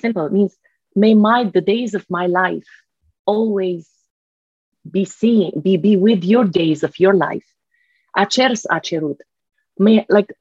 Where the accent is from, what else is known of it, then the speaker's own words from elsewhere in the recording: Lebanon; moved away; When I was growing up in Lebanon, we had, middle of the war, we had huge books of Impressionists on our table